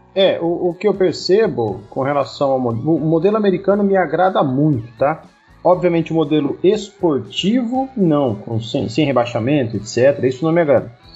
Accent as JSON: {"language": "Portuguese", "town": "Tubarão", "region": "Santa Catarina", "country": "Brazil", "moved": "yes", "lives_now": "Paraná, Brazil", "said": "lá da minha cidade, de onde eu vim. Nós temos o Ercílio Luz, que é o maior da cidade"}